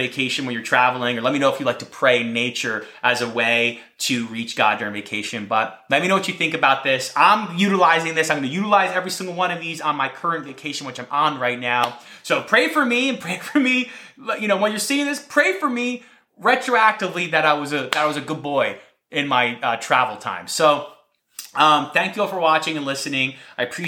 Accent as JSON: {"language": "English", "region": "New Jersey", "country": "United States", "said": "I'm from New Jersey"}